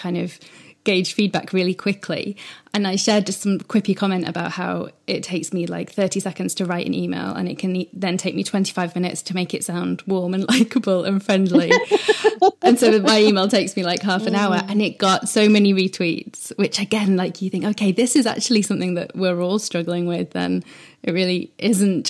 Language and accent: English; United Kingdom; I'm British